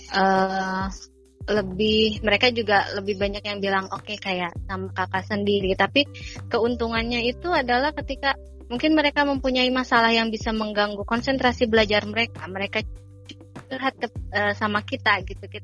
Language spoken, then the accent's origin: Indonesian; Sukaraja, West Java, Indonesia; Saya dari Sukaraja